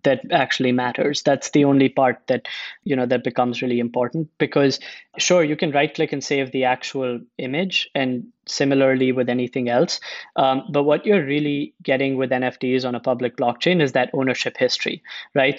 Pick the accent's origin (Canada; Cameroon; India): India; moved away; also born or lived in United States; I'm originally from India. I spent a bunch of time in the US.